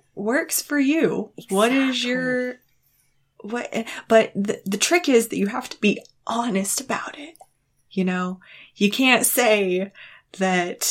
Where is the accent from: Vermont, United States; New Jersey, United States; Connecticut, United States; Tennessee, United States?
Tennessee, United States; East; I'm from East Tennessee